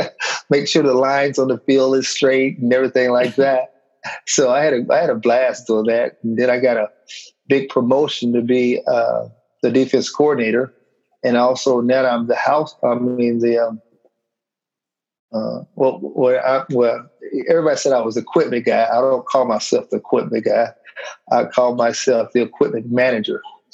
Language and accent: English; Michigan, United States; born there; Yeah, so I was born in Michigan